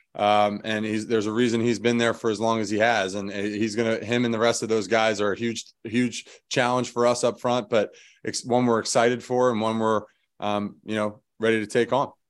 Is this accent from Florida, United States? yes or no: no; Philadelphia, Pennsylvania, United States; moved away as an adult; being from Philadelphia